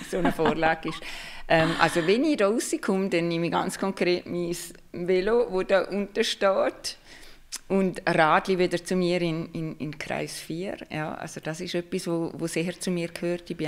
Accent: Liechtenstein; Aber ursprünglich komme ich aus dem Liechtenstein

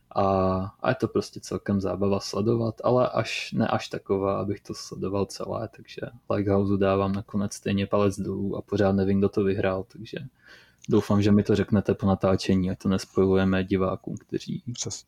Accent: Moravia, Czechia; jsem skromný kluk z Moravy

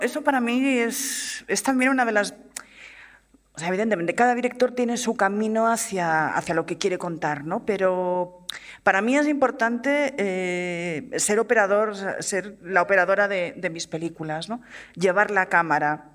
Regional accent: Barcelona, Catalonia, Spain; soy una, chica de Barcelona que quería hacer cine por encima de todas las cosas

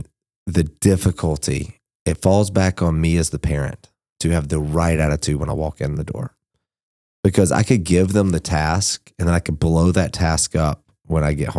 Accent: Georgia, United States; I'm from South Georgia.

